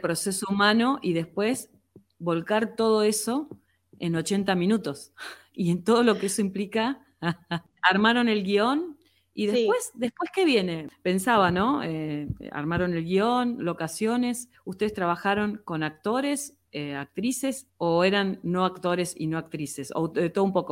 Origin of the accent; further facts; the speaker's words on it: Comodoro Rivadavia, Chubut, Argentina; los comodorenses que estamos acostumbrados a, caminar contra el viento